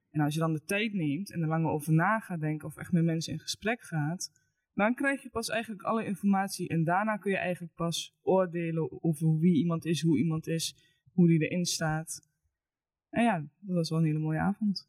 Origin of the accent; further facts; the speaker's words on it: Eibergen, Gelderland, Netherlands; Ik kom uit Eibergen